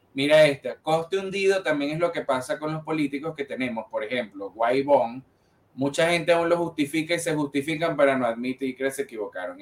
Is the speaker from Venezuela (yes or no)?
yes; Venezuela; yo no salí de Venezuela